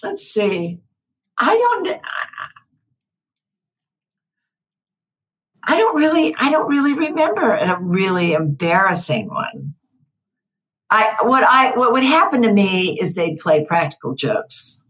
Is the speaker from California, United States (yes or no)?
yes; Santa Clara, California, United States; I grew up in Santa Clara, California